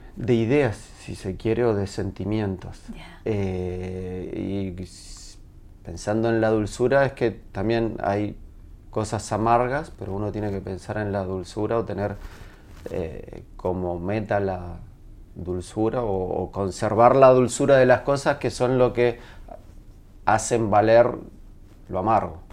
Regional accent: Uruguay; accent: Uruguayan; moved away as an adult; now in Chile; soy de Uruguay, nací en Uruguay, viví hasta los 21 en Uruguay, pero mi madre es chilena

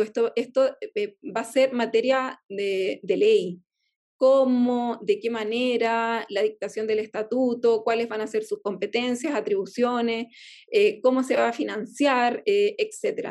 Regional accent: Easter Island, Valparaíso, Chile; yo soy chilena, yo soy, eh, mi, mi etnia es Rapanui, yo hablo Rapanui, eh, crecí en, en, la, en, pero yo soy chilena

